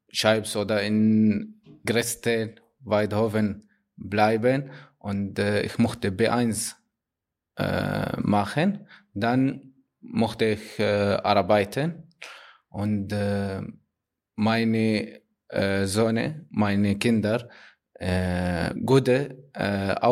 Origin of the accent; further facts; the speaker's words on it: Syria; German is a second language; now in Germany; Ich komme aus Syrien